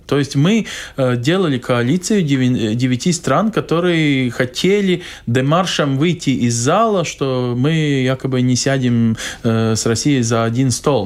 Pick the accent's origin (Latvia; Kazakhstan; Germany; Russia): Latvia; как латыш